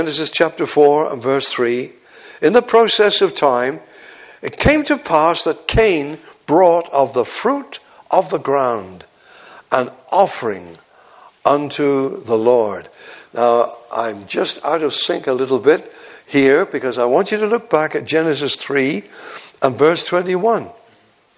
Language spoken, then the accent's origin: English; Devon, South West England, United Kingdom; moved away as an adult; also born or lived in Yorkshire